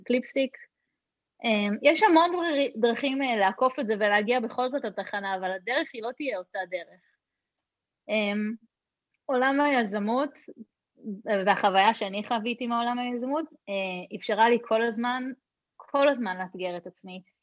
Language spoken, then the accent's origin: Hebrew; Hod HaSharon, Central District, Israel; כשגדלתי בהוד השרון